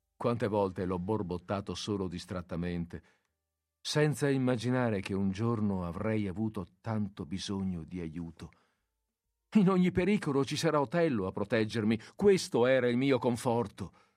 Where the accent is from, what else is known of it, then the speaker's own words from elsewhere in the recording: Veneto, Italy; dalle nostre parti, nel Veneto